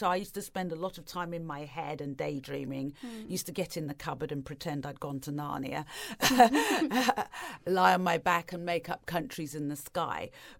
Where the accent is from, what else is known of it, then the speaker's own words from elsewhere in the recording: East of England, United Kingdom; also born or lived in Tanzania; But when I was growing up in England and in Tanzania, and then in Norfolk, there were no other families of colour around.